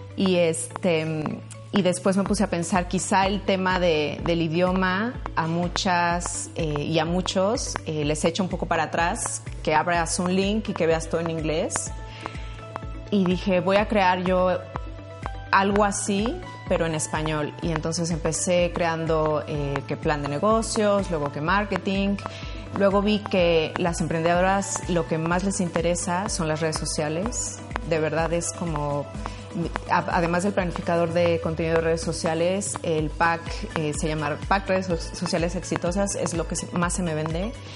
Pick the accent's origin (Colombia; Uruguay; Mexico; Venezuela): Mexico; moved away as an adult; also born or lived in Barcelona, Spain / England; now in Luxembourg; soy mexicana, tengo 15 años viviendo en Europa